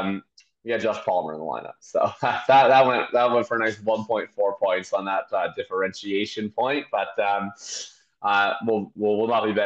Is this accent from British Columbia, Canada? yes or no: no; Manitoba, Canada; now in Vancouver, Canada; Well, I'm from Manitoba